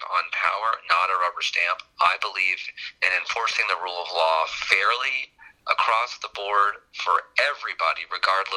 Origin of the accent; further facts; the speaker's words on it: Houston, Texas, United States; I grew up in Houston, born and raised in Houston